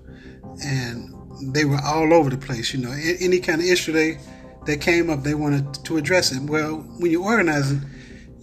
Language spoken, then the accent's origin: English; Cincinnati, Ohio, United States; I was brought out of the universe into a city called Cincinnati, Ohio, which is my hometown.